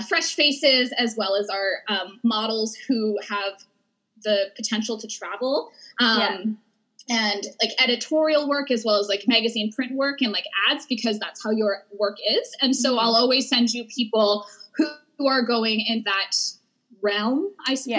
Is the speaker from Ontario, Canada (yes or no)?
no; Edmonton, Alberta, Canada; I'm from Edmonton